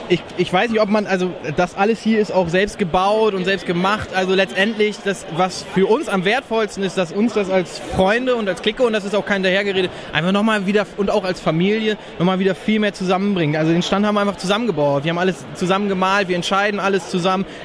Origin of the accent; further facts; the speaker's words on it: Northern Germany, Germany; Und wir kommen ja aus dem Norden